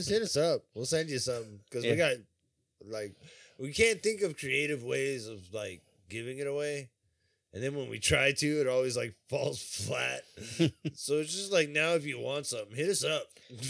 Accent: Riverside, California, United States; I grew up in Riverside. Good luck getting a cab.

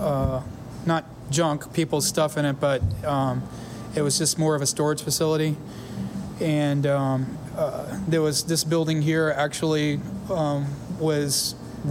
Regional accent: Enterprise, Alabama, United States; A small town in southeast Alabama called Enterprise

